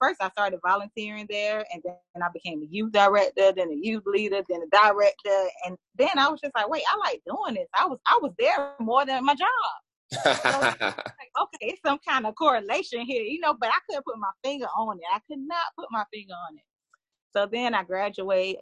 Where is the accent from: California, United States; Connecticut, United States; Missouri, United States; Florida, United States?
Florida, United States; Miami; now in Orlando, United States; I'm originally from Miami.